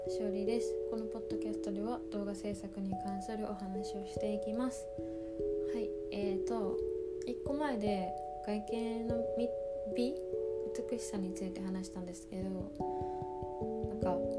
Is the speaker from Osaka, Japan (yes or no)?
yes; Osaka, Japan; born or raised there